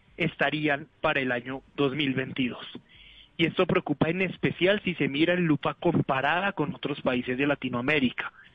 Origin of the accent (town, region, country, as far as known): Colombia